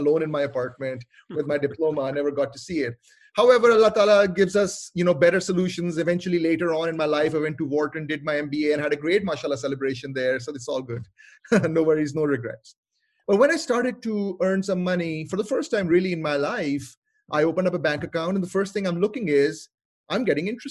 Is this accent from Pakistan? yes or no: yes; Lahore, Punjab, Pakistan; moved away as an adult; also born or lived in Montreal, Canada; now in Seattle, United States; I'm originally from Lahore, Pakistan, and I went to study in Montreal in Canada